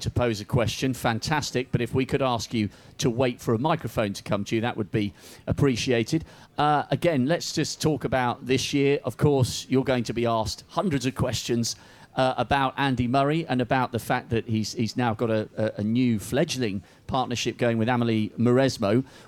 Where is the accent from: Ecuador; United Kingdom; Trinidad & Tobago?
United Kingdom; we're British